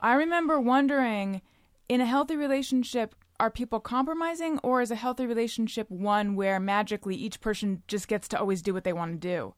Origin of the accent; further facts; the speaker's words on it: California, United States; moved away; also born or lived in New York; I'm from California originally, but I was living in New York for, uh, eight and a half years